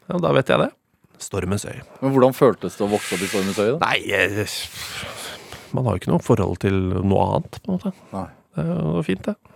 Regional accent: Oslo, Norway; Eh, det er jo drabant drabantby Oslo, da. Sørøst-Oslo.

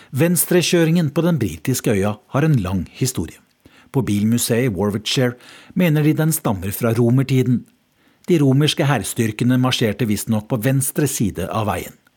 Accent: Norway; moved away as an adult; now in London, United Kingdom; jeg er fra Norge

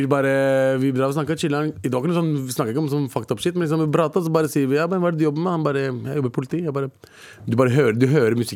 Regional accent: Lørenskog, Akershus, Norway; jeg vokste opp på, eh, på Lørenskog.

